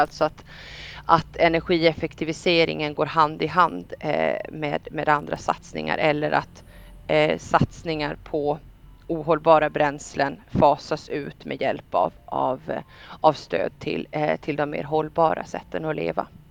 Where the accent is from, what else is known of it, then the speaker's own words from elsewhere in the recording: Gotland, Sweden; jag kommer från Gotland